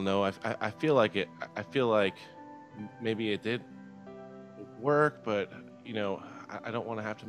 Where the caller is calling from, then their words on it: Texas, United States; I'm calling from Texas.